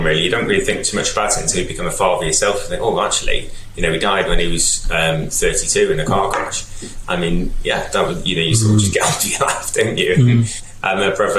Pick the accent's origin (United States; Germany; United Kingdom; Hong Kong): United Kingdom; North Wales; moved away as an adult; also born or lived in Leeds; I'm Welsh. I grew up in North Wales.